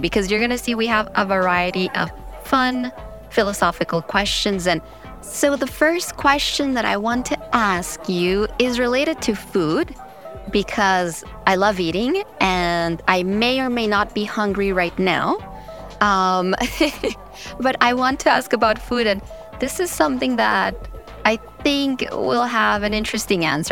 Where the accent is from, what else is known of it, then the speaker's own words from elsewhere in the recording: New York, United States; I was born in New York, but my parents are both Colombian